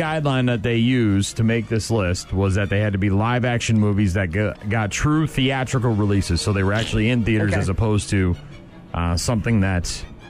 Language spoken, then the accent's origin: English; Boston, Massachusetts, United States; moved away; I grew up in Boston.